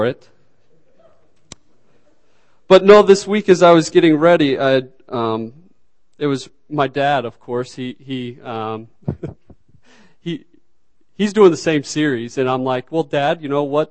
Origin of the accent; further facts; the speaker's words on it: Arkansas, United States; moved away; originally from Arkansas